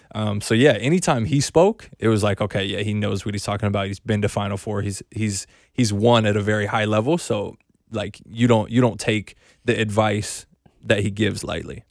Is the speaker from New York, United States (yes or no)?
no; North Carolina, United States; I grew up in North Carolina, so I grew up a Wake Forest fan